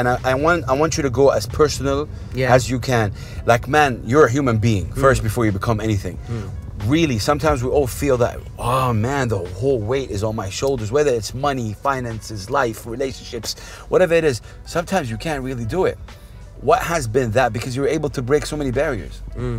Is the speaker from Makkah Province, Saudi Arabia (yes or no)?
yes; Jeddah, Makkah Province, Saudi Arabia; Yeah, I'm from Saudi. That's amazing. Yeah. I'm from Jeddah.